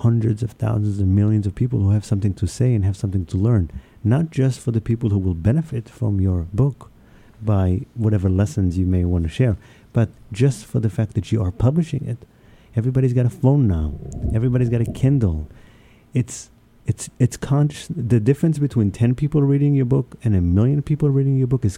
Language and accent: English; New York City, New York, United States; also born or lived in Israel; I grew up in New York City, I guess in Israel, but New York City was my teenage and upwards.